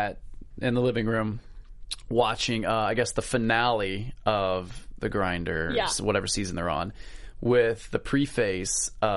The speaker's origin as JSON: {"language": "English", "town": "Pensacola", "region": "Florida", "country": "United States", "said": "I'm from the South."}